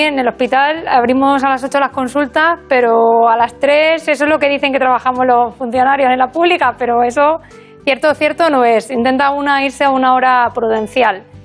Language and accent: Spanish; Burgos, Castile and León, Spain; moved away as an adult; also born or lived in Extremadura / Badajoz; now in A Coruña, Spain; me crié en Burgos. Eh, pero soy extremeña de, nacimiento